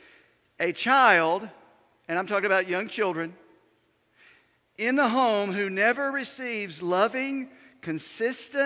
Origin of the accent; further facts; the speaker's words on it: United States; When I was a kid growing up in Yanacoa County